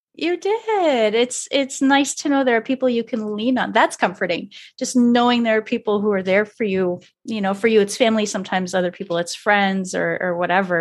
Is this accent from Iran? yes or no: no; Canada; I'm French Canadian